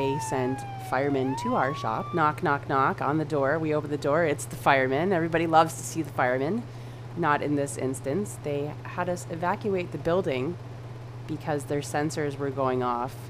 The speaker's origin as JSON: {"language": "English", "town": "London", "region": "Ontario", "country": "Canada", "also_born_or_lived": "Toronto", "said": "my partner, now husband, and I moved back from Toronto, and we moved back to London to open a small business. He's a tattooer, and he was looking for a place to set up shop. We were looking for a place to start a family, so we chose London, where all of our friends and family are"}